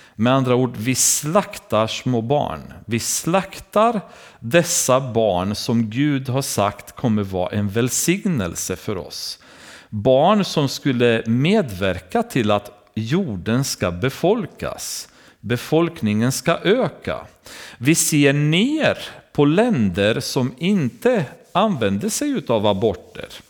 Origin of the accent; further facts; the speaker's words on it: Romania; now in Sweden; I Rumänien, har vi, där jag kommer ifrån